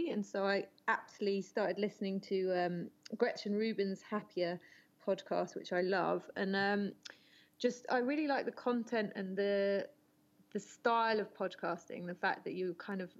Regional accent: South West England, United Kingdom; now in France; So I live in France, but I'm originally from England, from the southwest, um, but I've lived a bit all over uh, the UK and France.

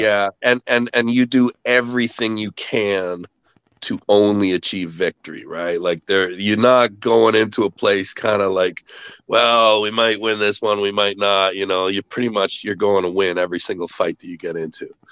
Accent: Canada; I'm a Canadian. Uh, I uh, grew up on a farm

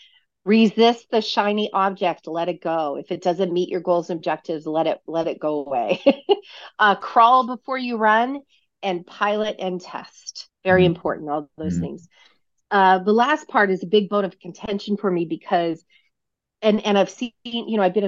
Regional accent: Reno, Nevada, United States; I'm from Reno, Nevada, probably one of the first people you've ever met from Reno, Nevada

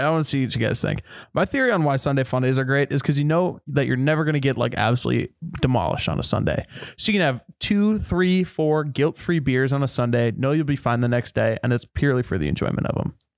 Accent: Minnesota, United States; I'm from Minnesota

